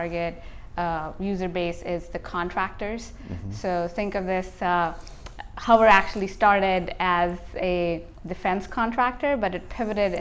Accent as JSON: {"language": "English", "country": "India", "tie": "born or raised there", "moved": "as an adult", "said": "I grew up in India"}